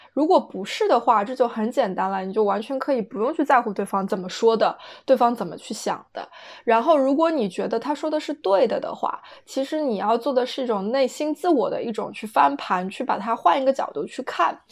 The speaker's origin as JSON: {"language": "Chinese", "country": "China", "moved": "yes", "lives_now": "London, United Kingdom", "said": "离开了中国，当你来到英国，就是来到欧洲之后"}